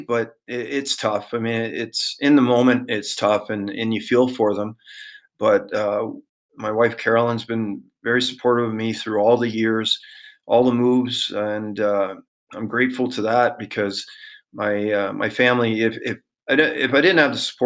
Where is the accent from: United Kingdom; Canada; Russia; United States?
Canada; Toronto, Ontario; growing up in Toronto